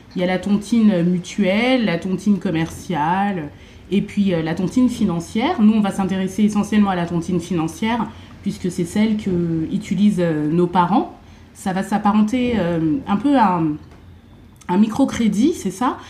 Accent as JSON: {"language": "French", "country": "Cameroon", "said": "je suis camerounaise"}